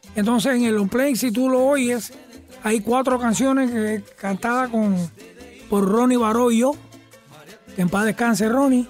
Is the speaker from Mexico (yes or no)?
no; United States; also born or lived in New Jersey / Brooklyn, New York; después fuimos para Nueva York. Y fui al colegio en Nueva York, en, en New Jersey primero y después en Brooklyn